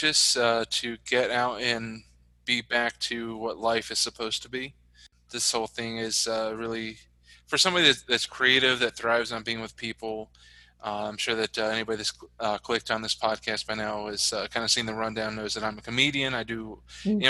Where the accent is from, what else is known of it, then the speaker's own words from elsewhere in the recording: West Virginia, United States; moved away as an adult; now in Chicago, United States; So in 88, we moved to Virginia, to where my mom was from. And that's where I grew up and spent most of my life. But then as part of my testimony in 2013, when I truly started a relationship with the Lord, he led me to leave West Virginia